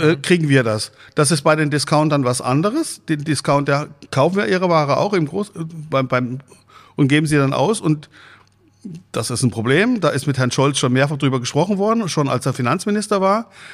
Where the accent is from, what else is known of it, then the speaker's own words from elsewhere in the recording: Freiburg im Breisgau, Baden-Württemberg, Germany; moved away as an adult; now in Husum, Germany; Ich komme eigentlich gebürtig aus Freiburg im Breisgau